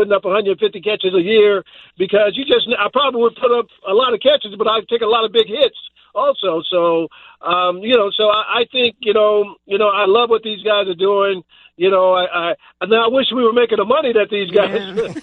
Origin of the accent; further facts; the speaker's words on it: Dallas, Texas, United States; I grew up here in Dallas